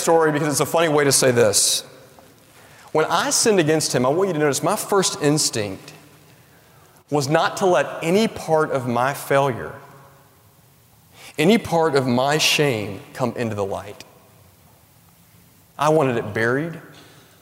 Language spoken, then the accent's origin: English; Tennessee, United States; I grew up in Tennessee